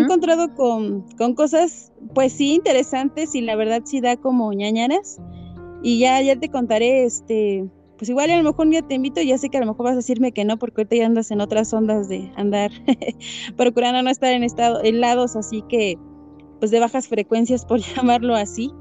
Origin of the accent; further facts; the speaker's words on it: Hidalgo, Mexico; yo soy hidalguense